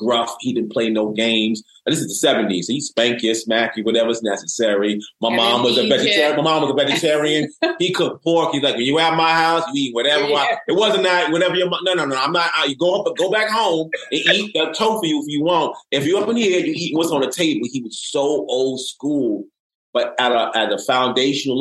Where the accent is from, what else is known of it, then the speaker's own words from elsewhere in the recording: New York City, New York, United States; I was raised by a single parent mom in the Bronx, New York City